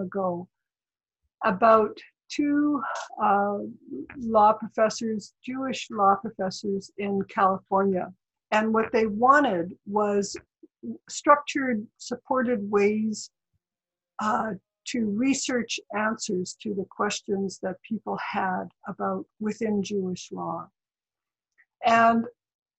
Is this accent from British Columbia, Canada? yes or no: yes; Saulteau First Nation, northeast British Columbia, Canada; now in Victoria, Canada; I'm from Soto First Nation, which is in the Treaty 8 part of British Columbia in northeast British Columbia